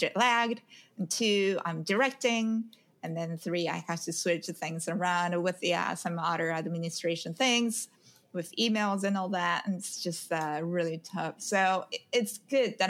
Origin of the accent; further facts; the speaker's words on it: Japan; moved away as an adult; now in New York City, United States; I'm originally from Japan